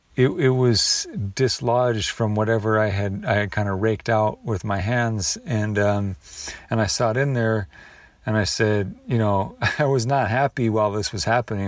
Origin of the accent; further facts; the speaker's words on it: the Northwest, Pacific Northwest, United States; All the blackberries I grew up with in the Northwest